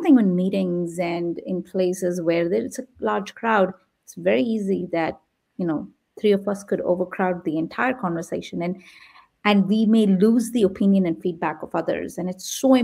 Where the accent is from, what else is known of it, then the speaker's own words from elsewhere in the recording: India; also born or lived in Midwest, United States; now in San Jose, United States; I come from India